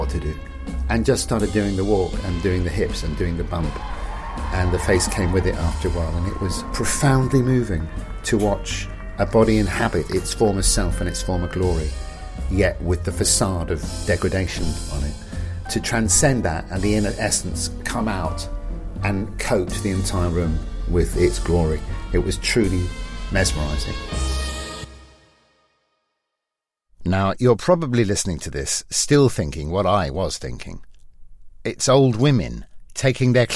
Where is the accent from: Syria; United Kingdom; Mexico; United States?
United Kingdom; England; I'm English